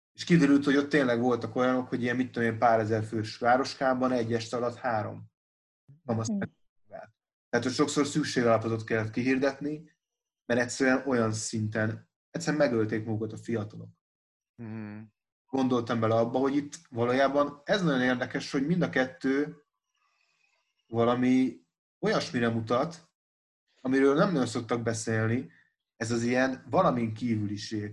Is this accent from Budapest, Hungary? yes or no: yes; Budapest, Hungary; moved away as an adult; now in Pécs, Hungary; én Budapesten nőttem föl, meg ott is éltem 21 éves koromig